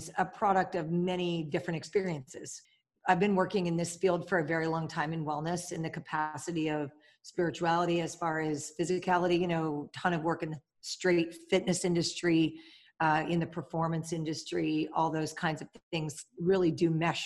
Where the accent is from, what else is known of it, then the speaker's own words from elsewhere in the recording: Pennsylvania, United States; also born or lived in New York; I grew up about 20 minutes away from here, but spent my summers right where we are. And we're in Pennsylvania in the US